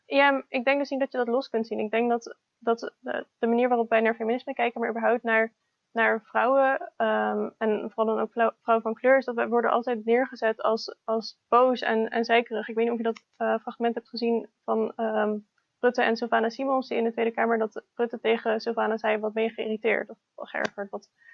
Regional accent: Utrecht, Netherlands; also born or lived in Almere; En ik ben opgegroeid in Utrecht.

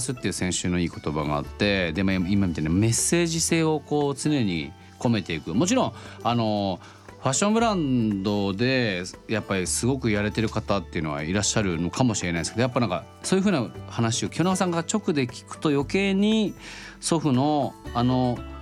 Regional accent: Oita, Japan; ずっと僕大分出身だしトリニータのことは見てるんですけど

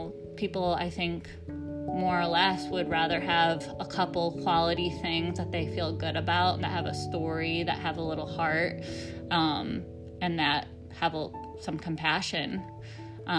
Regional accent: upstate New York, United States; moved away as an adult; We're from upstate New York originally, but we moved out west

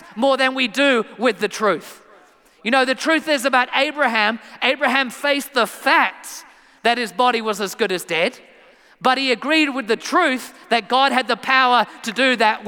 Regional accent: England, United Kingdom; moved away; I am from England originally

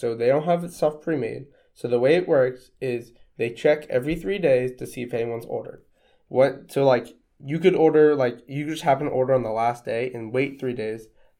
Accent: Ohio, United States; I mean, we are American people in the middle of nowhere, Ohio.

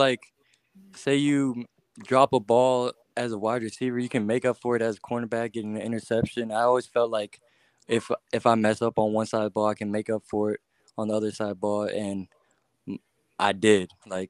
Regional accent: Chicago, Illinois, United States; born there; also born or lived in Florida / Virginia; now in Atlanta, United States; So I was born in Chicago, then I moved to Florida, and then I moved to Virginia, and then now I moved to Atlanta.

